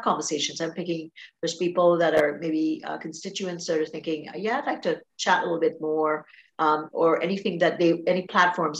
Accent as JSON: {"language": "English", "country": "Trinidad & Tobago", "also_born_or_lived": "Toronto, Canada", "moved": "as an adult", "lives_now": "Niagara, Canada", "said": "I'm originally from Trinidad and Tobago, and I moved here after going to U of T quite young"}